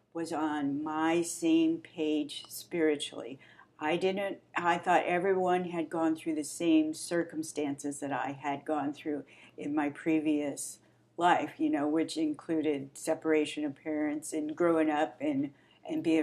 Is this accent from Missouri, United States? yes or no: yes; St. Louis, Missouri, United States; moved away as an adult; now in Wichita, United States; we're both from St. Louis. Woohoo! Grew up there